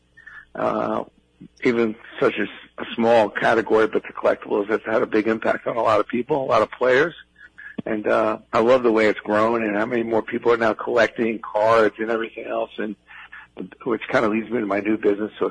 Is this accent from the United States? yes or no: yes; New York City, New York, United States; I grew up in Brooklyn